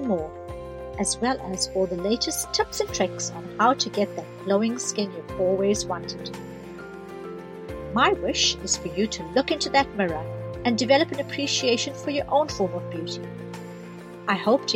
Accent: South Africa; now in New Zealand; I grew up at the height of apartheid in South Africa

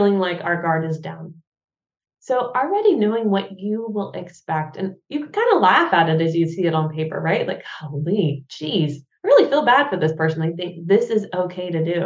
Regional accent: United States; now in Germany

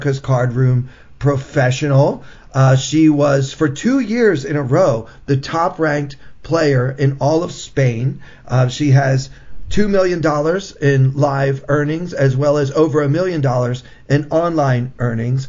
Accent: Baltimore, Maryland, United States; I grew up in the Baltimore metropolitan area

